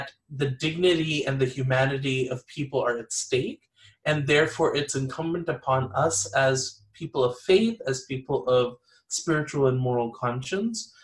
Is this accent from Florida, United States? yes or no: no; Los Angeles, California, United States; I was born and raised here in Los Angeles